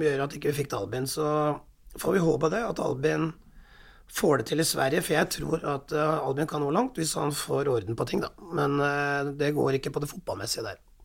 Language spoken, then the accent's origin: Norwegian; Raufoss, Innlandet, Norway; moved away; also born or lived in Telemark; jeg vokste opp på Raufoss